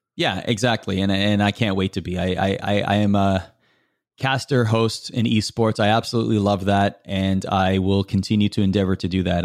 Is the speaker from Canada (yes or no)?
yes; Canada; as a Canadian, you have to love hockey